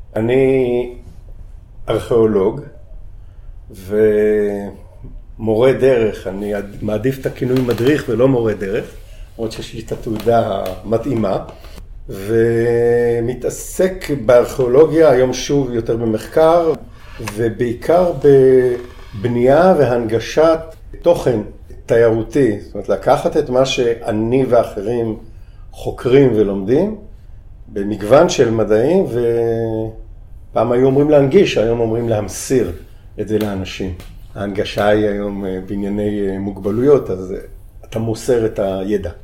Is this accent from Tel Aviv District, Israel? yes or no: yes; Tel Aviv, Tel Aviv District, Israel; moved away as an adult; אני מהמרכז, אני גדלתי בעיר בתל אביב